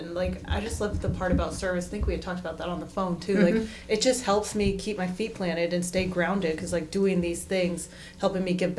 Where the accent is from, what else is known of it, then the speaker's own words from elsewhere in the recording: Las Vegas, Nevada, United States; I think about growing up in Vegas and drinking.